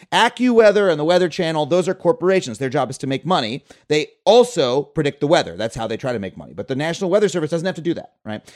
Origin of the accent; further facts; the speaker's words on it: Long Island, New York, United States; also born or lived in Florida; I grew up on Long Island, but we spent one year in Florida